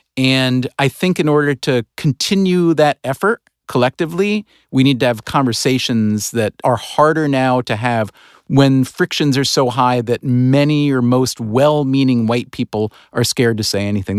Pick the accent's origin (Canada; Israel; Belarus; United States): United States; in this country, as an American, in, as a white American